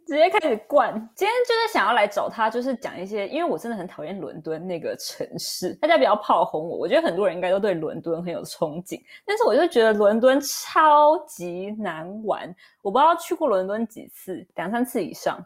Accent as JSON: {"language": "Chinese", "region": "northern Taiwan", "country": "Taiwan", "tie": "born or raised there", "moved": "yes", "said": "我们那些北部长大的小孩"}